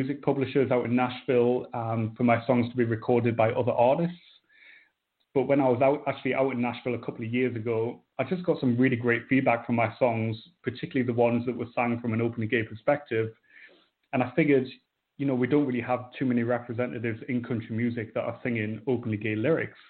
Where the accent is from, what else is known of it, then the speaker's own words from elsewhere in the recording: North East England, United Kingdom; I'm from Northeast England, kind of a smallish town on the coast.